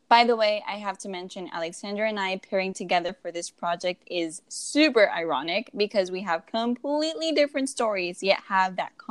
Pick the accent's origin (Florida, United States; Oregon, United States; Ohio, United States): Florida, United States; Miami; moved away as an adult; also born or lived in Seattle area, Washington; now in Seattle, United States; we both were born and raised in El Calorcito de Miami, Florida